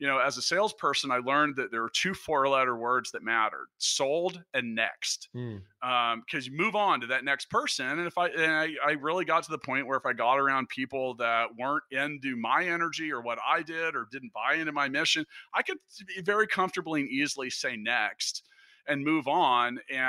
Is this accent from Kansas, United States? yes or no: yes; Leawood, Kansas, United States; I grew up in Leawood, Kansas